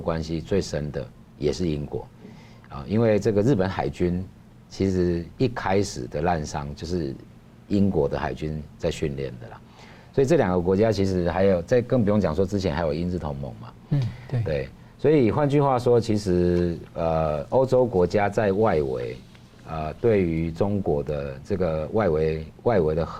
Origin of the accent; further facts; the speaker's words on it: Taiwan; 那我跟他聊了蛮多，他知道我是台湾来了之后，我们就交换了一些意见嘛。